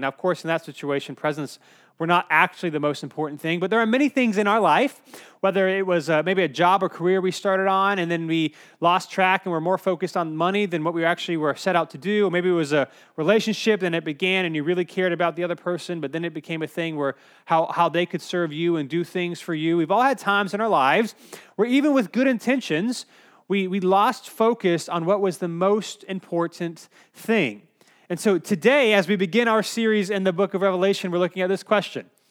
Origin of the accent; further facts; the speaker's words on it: Cary, North Carolina, United States; I grew up in Cary, so it was about a two-hour, two-hour and fifteen-minute drive.